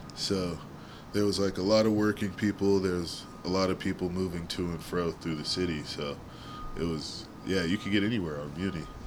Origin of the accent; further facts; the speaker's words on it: San Francisco, California, United States; I grew up in the Sunset, my school West Portal